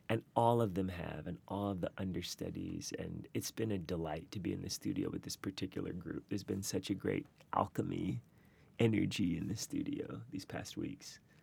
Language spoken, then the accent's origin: English; Charlotte, North Carolina, United States; moved away; two of my foundational teachers growing up in North Carolina